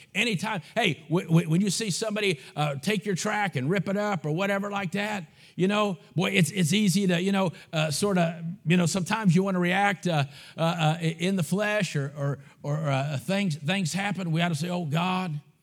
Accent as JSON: {"language": "English", "country": "United States", "also_born_or_lived": "Bulgaria", "said": "I'm an American"}